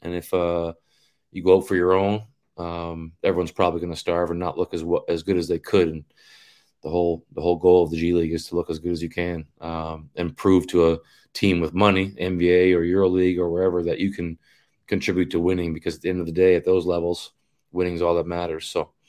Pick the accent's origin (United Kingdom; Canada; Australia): Canada; it means something to you as a Canadian, because you're out there trying to prove that we're amongst the best in this sport in the world